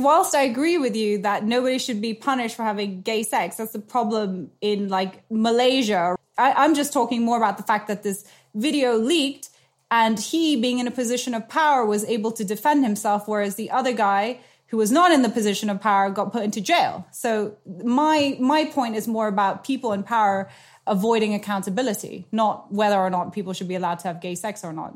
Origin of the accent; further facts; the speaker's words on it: Nepal; moved away; I grew up in South Asia. I'm a half Nepalese.